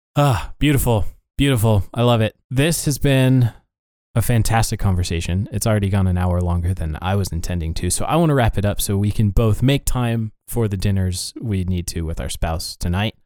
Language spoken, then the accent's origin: English; Montana, United States; we grew up in Montana